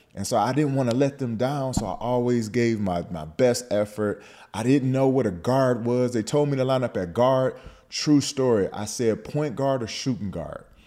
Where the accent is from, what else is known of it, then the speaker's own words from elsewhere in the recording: Detroit, Michigan, United States; moved away as an adult; also born or lived in Pennsylvania; I, I grew up in Detroit